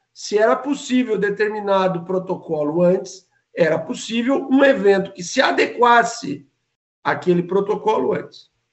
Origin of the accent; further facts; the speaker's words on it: Santa Catarina, Brazil; É como catarinense